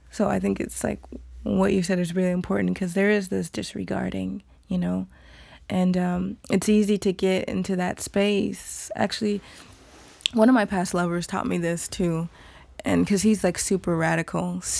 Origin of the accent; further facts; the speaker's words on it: Nigeria; which is important for me to feel as a Nigerian woman moving my body in a certain way.